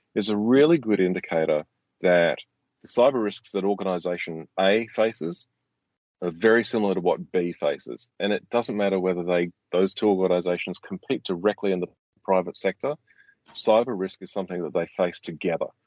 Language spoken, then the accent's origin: English; Australia; as an Australian